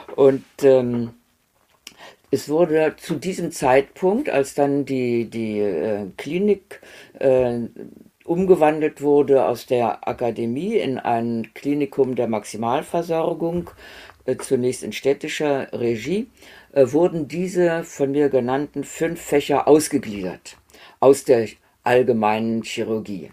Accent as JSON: {"language": "German", "town": "Göttingen", "region": "Lower Saxony", "country": "Germany", "tie": "born or raised there", "also_born_or_lived": "Erfurt", "moved": "as an adult", "said": "ich bin in Göttingen aufgewachsen"}